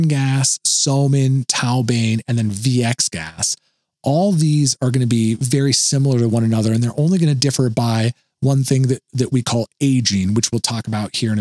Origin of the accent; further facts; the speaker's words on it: Oregon, United States; moved away; Back in my home state of Oregon, there is a very famous paper mill by where I live